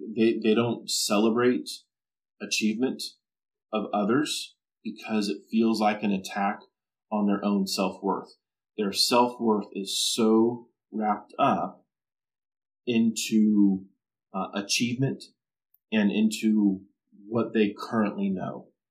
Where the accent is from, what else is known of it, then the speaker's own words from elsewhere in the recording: Southern California, United States; growing up in Southern California